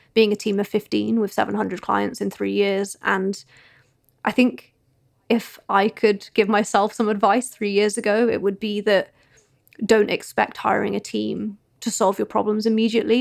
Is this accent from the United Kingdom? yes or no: yes; United Kingdom; we're British.